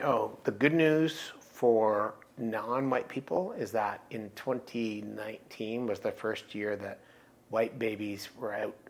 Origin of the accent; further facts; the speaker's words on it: Aurelia, Iowa, United States; where I grew up in Aurelia